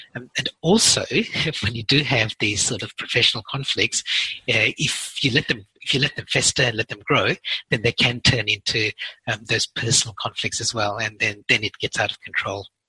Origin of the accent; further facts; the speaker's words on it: Perth, Western Australia, Australia; my hometown in Perth